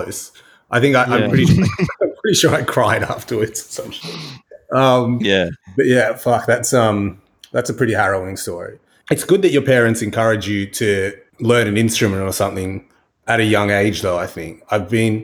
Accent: Australia; Growing up in Australia

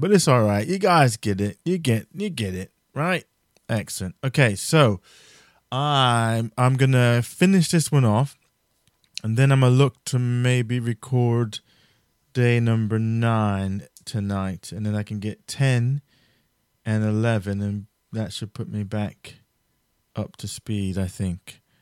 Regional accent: New Jersey, United States; I'm from New Jersey

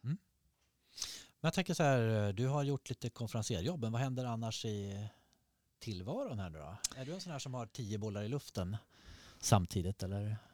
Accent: Norrland, Sweden; moved away; Jag som norrlänning

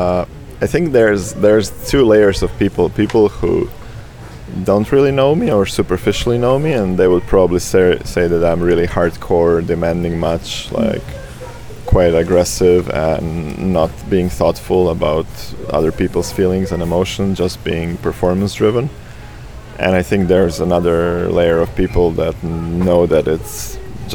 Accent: Rijeka, Primorje-Gorski Kotar County, Croatia; Croatia is my home. Rijeka in North Adriatic is where I grew up and where I constantly return

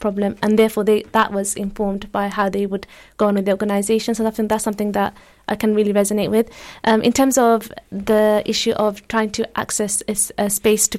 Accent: London, United Kingdom; I'm from London

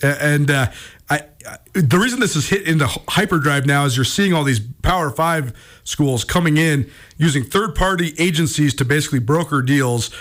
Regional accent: Missoula, Montana, United States; moved away as an adult; I grew up in Missoula

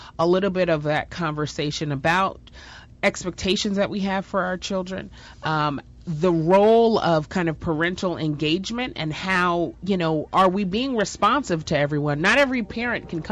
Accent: New York, United States; I grew up in New York, had amazing parents, went to private school

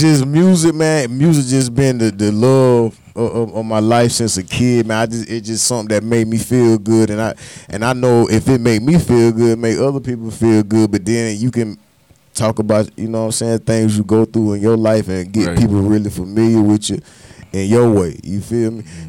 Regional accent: Darlington, South Carolina, United States; moved away; also born or lived in Columbia, South Carolina; I, am from Darlington, but I tell people I'm from Columbia, Columbia

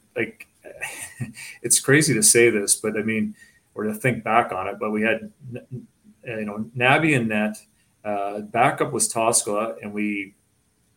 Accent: about 2.5 hours from Toronto, Ontario, Canada; moved away; it was only about 2.5 hours away from my hometown

